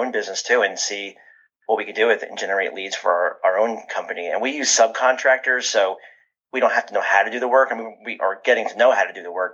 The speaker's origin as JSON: {"language": "English", "region": "New Jersey", "country": "United States", "said": "I'm from New Jersey"}